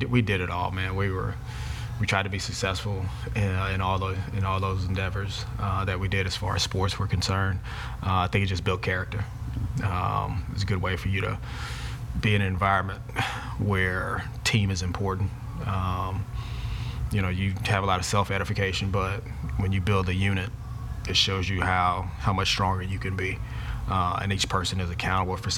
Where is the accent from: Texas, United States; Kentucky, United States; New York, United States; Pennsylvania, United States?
Texas, United States; Houston; We grew up in Shepherd Park Terrace before Tidwell was a 4-lane road there